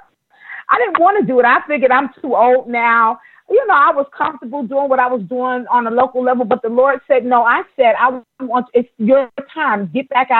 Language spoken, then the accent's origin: English; New York, United States; I'm a native New Yorker like you. We're both from New York.